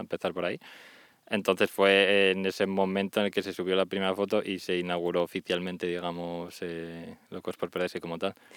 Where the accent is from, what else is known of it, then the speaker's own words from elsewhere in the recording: Spain; moved away as an adult; fue mi primer viaje que hice con el colegio, mítico grupo de francés. Y fue la bueno, primera y única vez que salí de España